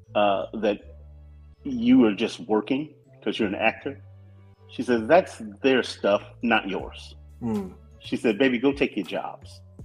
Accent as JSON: {"language": "English", "town": "Compton", "region": "California", "country": "United States", "tie": "born or raised there", "said": "we moved to Compton in 1969. We were the second black family on our street."}